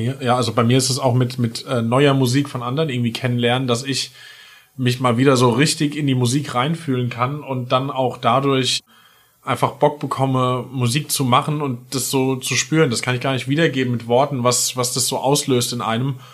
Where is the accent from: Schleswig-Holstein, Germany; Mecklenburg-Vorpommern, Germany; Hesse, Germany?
Hesse, Germany; near Limburg; moved away as an adult; now in Mainz, Germany; Aus Hessen, äh, genauer gesagt Nähe Limburg, noch genauer gesagt bei Filmer